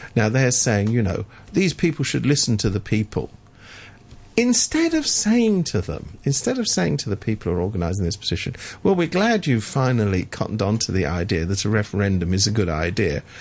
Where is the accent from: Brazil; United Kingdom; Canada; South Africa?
United Kingdom; I come from Britain